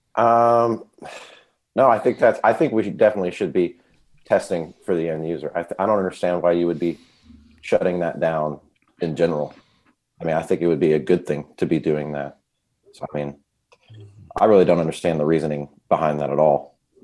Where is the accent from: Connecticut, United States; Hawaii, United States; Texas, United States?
Texas, United States; Dallas; I'm from Dallas, Texas.